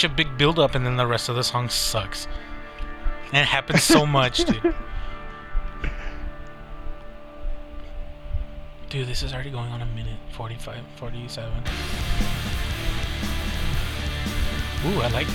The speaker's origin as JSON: {"language": "English", "country": "United States", "tie": "born or raised there", "said": "I'm Hispanic. I was born in America"}